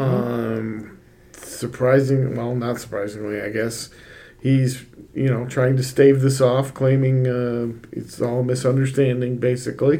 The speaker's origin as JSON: {"language": "English", "town": "Rochester", "region": "New York", "country": "United States", "tie": "born or raised there", "moved": "yes", "said": "I grew up in Rochester, and I went to Monroe Community College"}